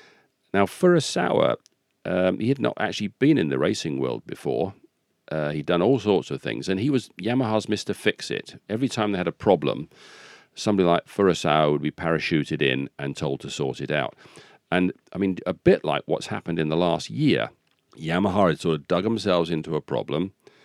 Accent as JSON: {"language": "English", "town": "Rugby", "region": "West Midlands", "country": "United Kingdom", "tie": "born there", "said": "I can say that because I was born in Rugby."}